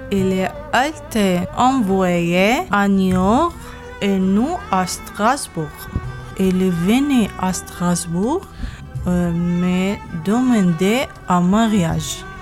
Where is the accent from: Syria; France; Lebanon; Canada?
Syria; Damascus, Damascus Governorate; moved away; je suis Soriane de Damas.